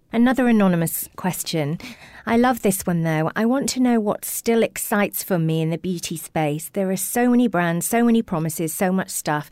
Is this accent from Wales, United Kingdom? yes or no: yes; Welsh, Wales, United Kingdom; because I'm Welsh